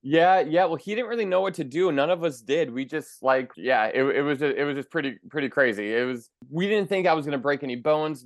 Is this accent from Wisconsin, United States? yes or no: yes; Milwaukee, Wisconsin, United States; in my hometown of Milwaukee